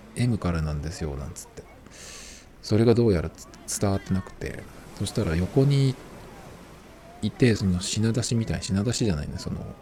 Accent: Shizuoka, Japan; 僕、静岡県民だけど

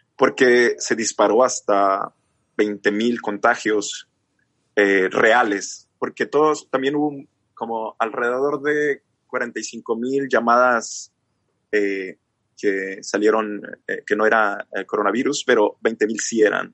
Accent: Chihuahua, Mexico; yo soy de México. Soy, resulta que soy del norte de México, de Chihuahua

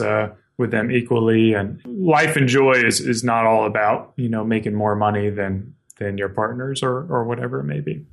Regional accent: South Carolina, United States; moved away as an adult; now in Spokane, United States; I grew up in South Carolina and moved out here about five years ago

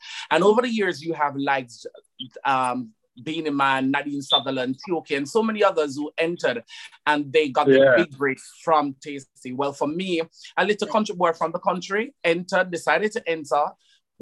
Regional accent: Saint Catherine, Jamaica; moved away as an adult; also born or lived in Spanish Town, Jamaica; now in London, United Kingdom; I'm from Jamaica and I grew up in St. Catherine

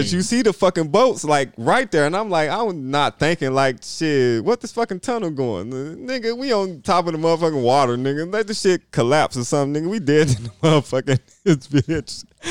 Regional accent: Michigan, United States; also born or lived in Virginia; cause I'm from Michigan

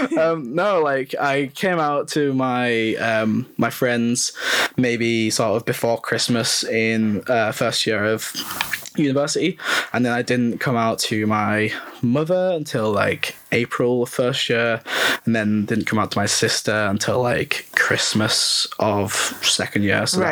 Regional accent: North West England, United Kingdom; moved away as an adult; now in Leeds, United Kingdom; I'm from the northwest of England

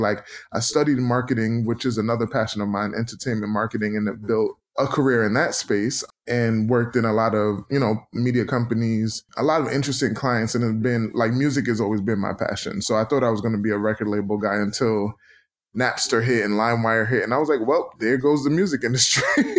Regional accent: New York City, New York, United States; also born or lived in Philadelphia; I grew up in Brooklyn, New York.

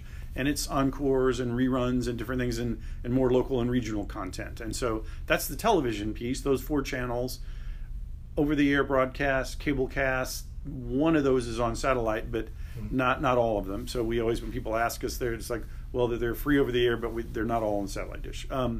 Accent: Texas, United States; moved away as an adult; also born or lived in Reno; now in Kansas City, United States; I was born in Texas and grew up there. Went to school in Austin at University of Texas

